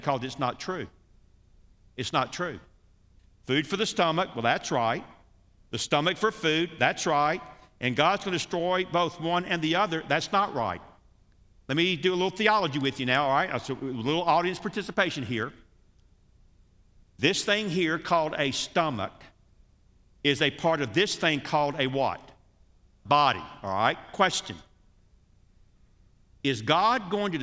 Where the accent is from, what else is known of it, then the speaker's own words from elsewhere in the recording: United States; us Americans